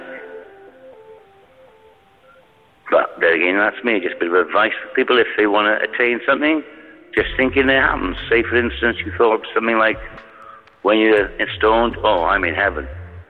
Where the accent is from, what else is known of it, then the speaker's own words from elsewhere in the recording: Cardiff, Wales, United Kingdom; I don't come from barking in Essex, I come from Cardiff in South Glamorgan, actually.